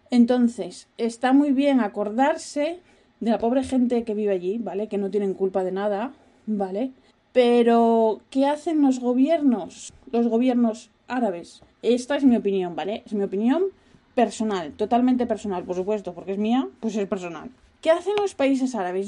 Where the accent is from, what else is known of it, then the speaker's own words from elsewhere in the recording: Asturias, Spain; yo soy de una región que fue la única que no estuvo conquistada por los árabes. ¿Por qué? Porque estábamos como, como los de Asteris, hay una esquinita, estábamos parapetados por, por los picos de Europa